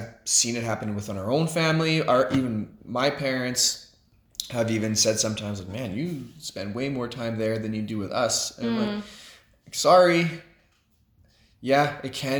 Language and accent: English; Edmonton, Alberta, Canada; growing up in Edmonton, Alberta